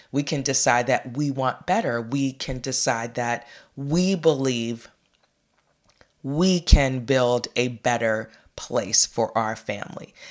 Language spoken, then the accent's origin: English; United States; we as American people